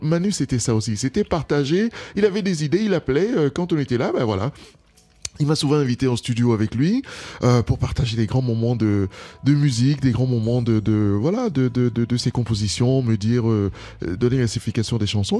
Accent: Cameroon; French is a second language; now in France; je suis du Cameroun

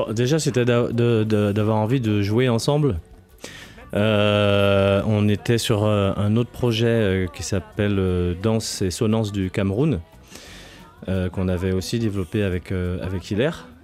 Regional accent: Guadeloupe; des Grands Fonds, là où j'ai grandi en Guadeloupe

